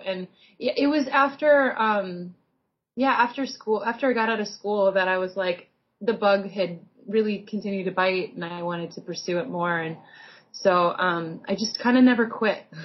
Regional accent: Iowa, United States; born or raised there; now in Portland, United States

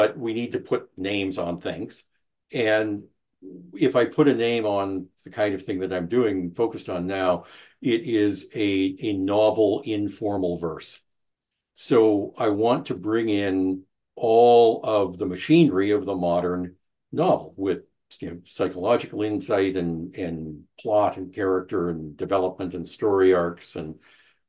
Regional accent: Canada; also born or lived in United States; I'm a Canadian. I lived in the U.S. for a while.

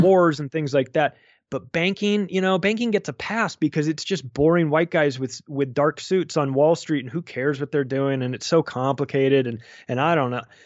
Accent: United States; I'm an American. I still live in America.

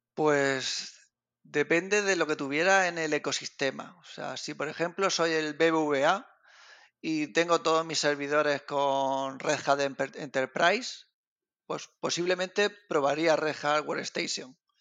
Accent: Region of Murcia, Spain; yo realmente estoy en Genio Valencia, pero soy de Murcia.

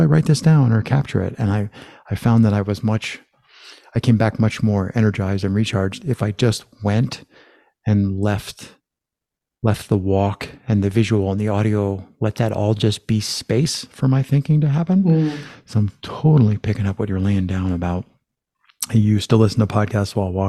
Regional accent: United States; I'm from the States

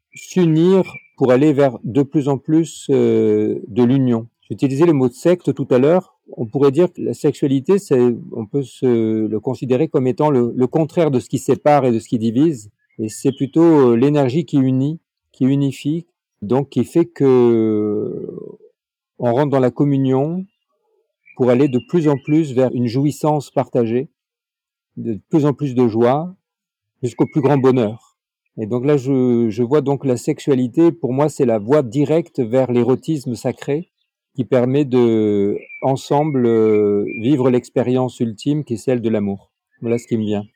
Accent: Nice, Provence-Alpes-Côte d'Azur, France; Je suis euh, dans la région de Nice. Je suis né à Nice et je suis d'origine italienne

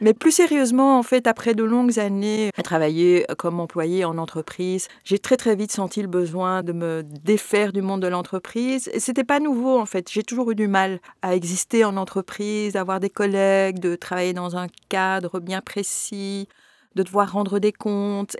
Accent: Belgium; je suis belge d'origine marocaine souvent on me dit j'ai toujours vécu en Belgique je suis née ici

